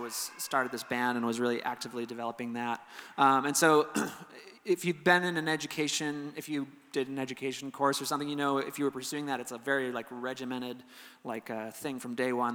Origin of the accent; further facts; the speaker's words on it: Amery, Wisconsin, United States; I grew up in Amory, Wisconsin, a little town